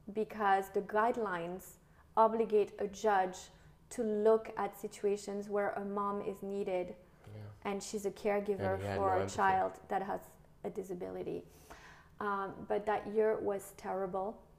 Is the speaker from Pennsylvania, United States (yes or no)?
no; New York, United States; moved away as an adult; now in Monaco; I was from New York